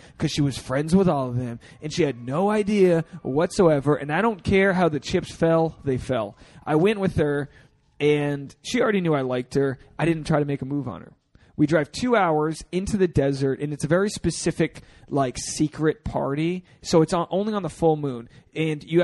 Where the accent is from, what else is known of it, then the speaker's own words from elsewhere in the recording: Newport, Rhode Island, United States; my hometown, Newport, Rhode Island